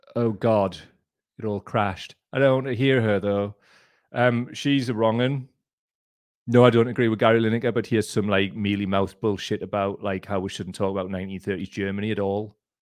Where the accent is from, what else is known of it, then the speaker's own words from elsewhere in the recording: North East England, United Kingdom; I'm from the Northeast